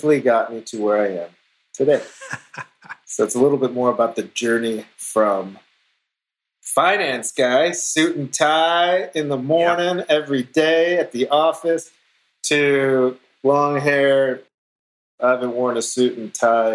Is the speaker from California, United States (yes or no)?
yes; Los Angeles, California, United States; I'm born and raised in Los Angeles